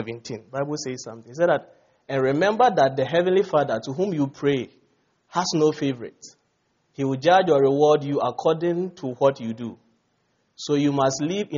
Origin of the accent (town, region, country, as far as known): Ghana